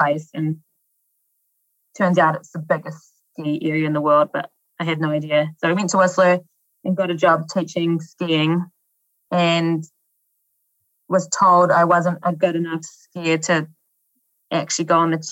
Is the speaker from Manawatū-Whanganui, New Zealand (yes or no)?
yes; Dannevirke, Manawatū-Whanganui, New Zealand; moved away; also born or lived in Aspen, Colorado; In Dannevirke, which is a small town on the North Island.